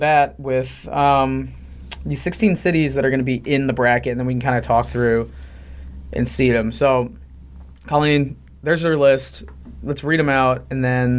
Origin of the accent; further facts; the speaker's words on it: Midwest, United States; I'm from the Midwest